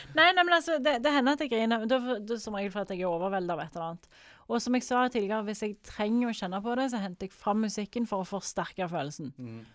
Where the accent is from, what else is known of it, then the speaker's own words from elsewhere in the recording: Jørpeland, Rogaland, Norway; Jeg er fra Jørpeland. Alle i slekt med alle.